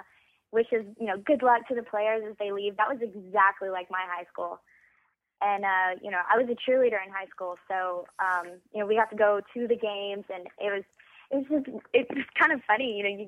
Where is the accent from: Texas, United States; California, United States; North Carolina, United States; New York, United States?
Texas, United States; Weatherford; Yes. Originally, I am from Weatherford, Texas.